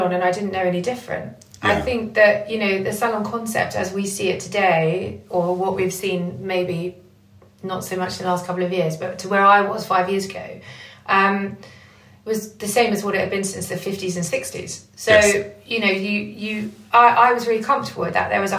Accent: Essex, East of England, United Kingdom; moved away as an adult; now in London, United Kingdom; I'm a hairdresser from Essex and who moved to London 5 years into her career

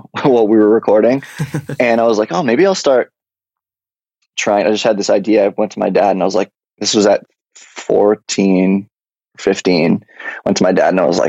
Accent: London, Ontario, Canada; moved away as an adult; also born or lived in Toronto, Ontario; now in Los Angeles, United States; I grew up in London, Ontario, moved to Toronto about 8 years ago

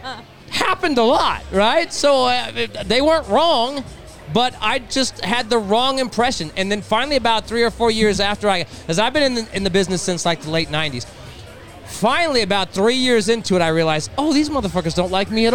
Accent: Rancho Palos Verdes, California, United States; I'm from Rancho Palos Verdes, which is like Malibu

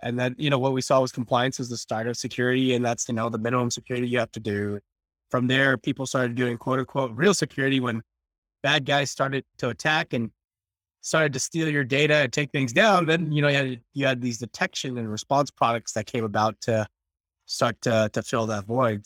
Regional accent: New Jersey, United States; I'm from Jersey

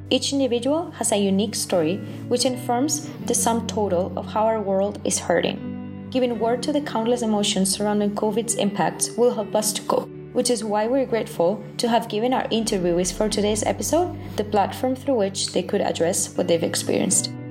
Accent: Madrid, Community of Madrid, Spain; English is a second language; from Madrid, Spain.

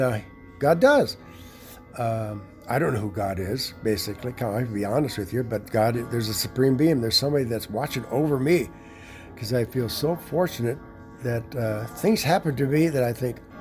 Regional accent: Chicago, Illinois, United States; I'm from Chicago, around Chicago.

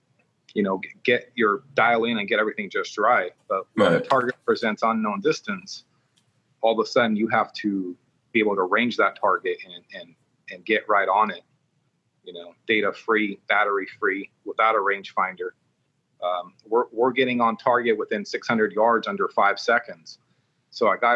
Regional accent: Long Beach, California, United States; also born or lived in Oceanside, California / Twentynine Palms, California; now in Las Vegas, United States; I grew up in the Long Beach area

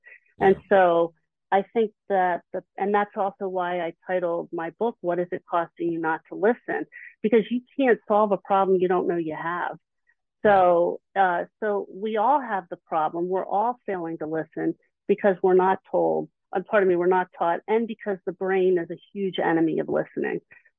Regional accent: Philadelphia, Pennsylvania, United States; But it just so happens, I'm from the Philly area.

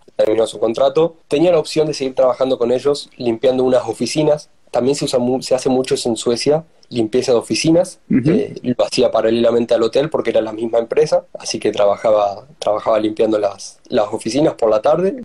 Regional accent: Tucumán, Argentina; moved away as an adult; also born or lived in Sweden; now in Denmark; soy de Tucumán

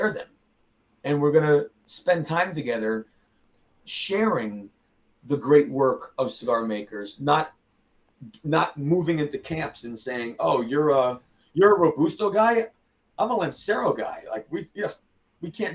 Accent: near Mr. J's in Rhode Island, United States; That's right by my hometown too

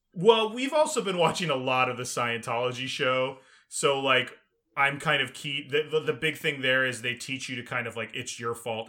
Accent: Texas, United States; also born or lived in Illinois / Maryland; growing up in Texas

